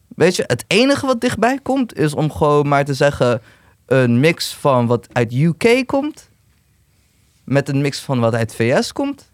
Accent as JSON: {"language": "Dutch", "region": "Utrecht", "country": "Netherlands", "tie": "born or raised there", "said": "ik ben gewoon Turk. Kom, ik ben gewoon in zuilen opgegroeid"}